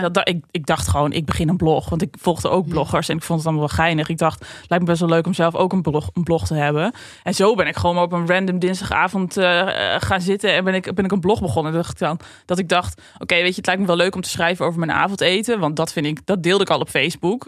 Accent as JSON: {"language": "Dutch", "region": "Drenthe", "country": "Netherlands", "said": "ik kom uit Drenthe"}